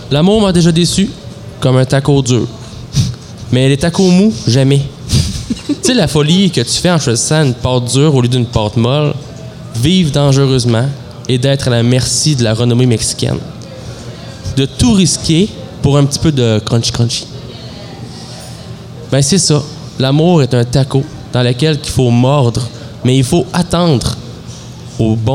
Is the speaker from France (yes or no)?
no; Amos, Quebec, Canada; J'habite à Rouen, je viens d'Amos. J'ai la Gaspésie dans l'âme, l'humeur de la métropole